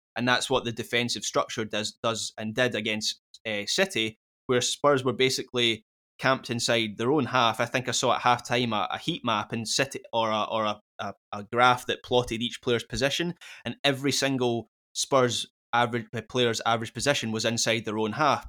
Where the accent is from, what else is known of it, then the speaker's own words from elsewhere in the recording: Scotland, United Kingdom; Speaking as a Scot